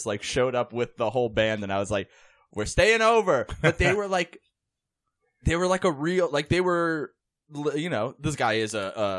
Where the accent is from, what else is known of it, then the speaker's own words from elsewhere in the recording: Central Islip, New York, United States; I grew up on Long Island.